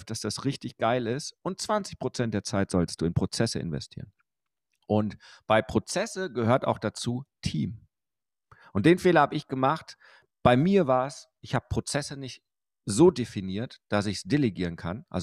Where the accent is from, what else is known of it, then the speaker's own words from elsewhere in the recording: Bochum, North Rhine-Westphalia, Germany; ich bin ja groß geworden im Fotogeschäft meines Vaters in Bochum-Wattenscheid.